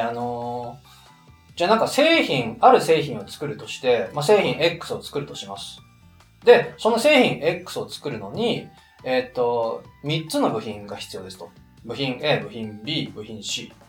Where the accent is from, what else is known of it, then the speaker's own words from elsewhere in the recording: Niigata, Japan; moved away; 実家僕、新潟県なんですけど